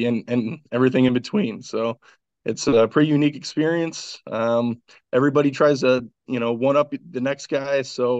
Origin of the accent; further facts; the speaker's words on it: Jacksonville, North Carolina, United States; born there; Actually, I was born in Jacksonville, North Carolina. My dad was in the Marines, so we moved around a lot.